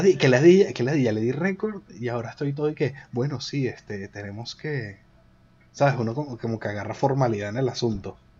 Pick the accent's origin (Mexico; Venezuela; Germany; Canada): Venezuela; now in Madrid, Spain; Dos venezolanos, uno en Madrid